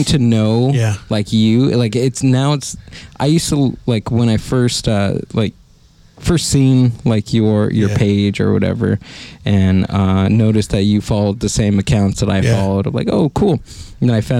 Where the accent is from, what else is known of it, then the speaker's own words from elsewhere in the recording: Whittier, California, United States; now in Chino, United States; I grew up in Whittier